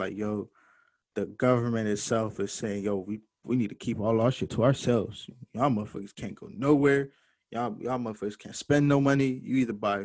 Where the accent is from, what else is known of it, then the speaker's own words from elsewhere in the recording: Jamaica; I'm Jamaican too